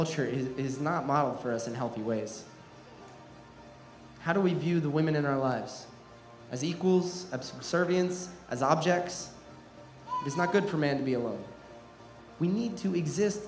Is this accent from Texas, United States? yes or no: no; New Jersey, United States; Growing up in New Jersey, the most densely populated state in America